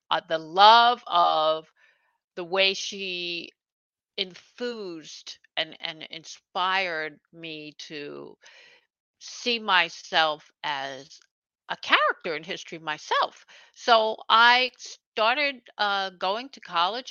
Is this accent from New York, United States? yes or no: yes; New York City, New York, United States; now in Hudson Valley, United States; I was born actually in Brooklyn, New York, and I grew up uh, right on the border between Brooklyn and Queens